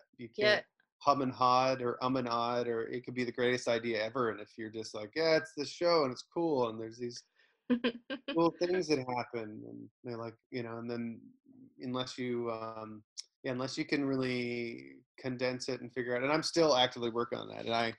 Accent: Canada; You know, I'm a Canadian entertainer

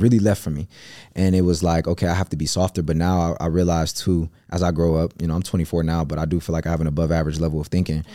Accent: Cleveland, Ohio, United States; I come from Cleveland

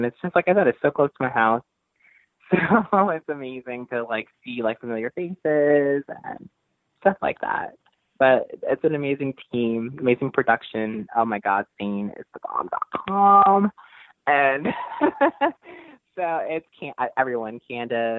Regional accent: Newark, New Jersey, United States; the first Capital allowed me to wrestle in my hometown

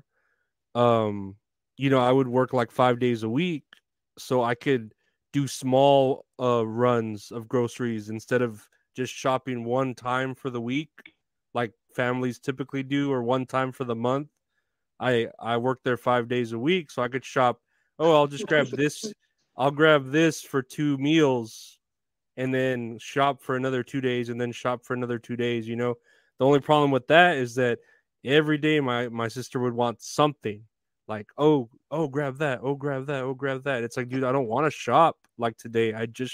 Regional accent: Uvalde, Texas, United States; I'm from Uvalde

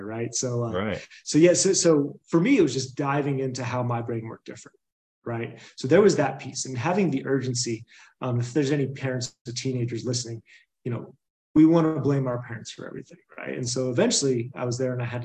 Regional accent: Boulder, Colorado, United States; also born or lived in Tennessee; I was born in Boulder, Colorado, grew up around here, kind of bounced between Tennessee and here, but grew up here.

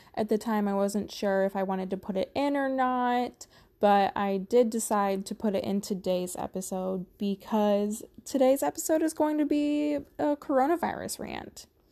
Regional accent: Missouri, United States; I am from the Midwest. Specifically, I'm from Missouri

